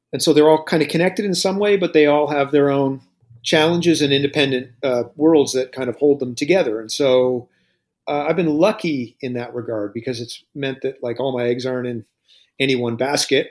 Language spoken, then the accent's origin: English; Lunenburg, Nova Scotia, Canada; now in Dartmouth, Canada; I grew up in Lunenburg